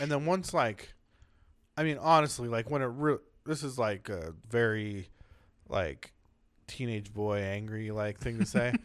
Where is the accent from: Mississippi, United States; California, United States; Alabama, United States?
California, United States; San Diego; I grew up in San Diego